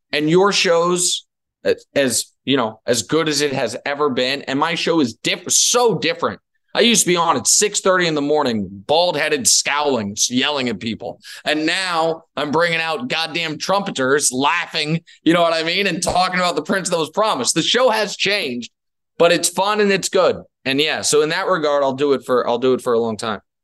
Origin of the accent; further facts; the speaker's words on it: Missouri, United States; moved away; I'm from Missouri